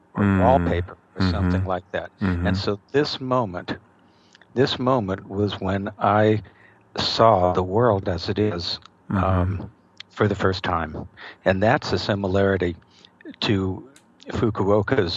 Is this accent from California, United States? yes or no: yes; Los Angeles, California, United States; I grew up in Los Angeles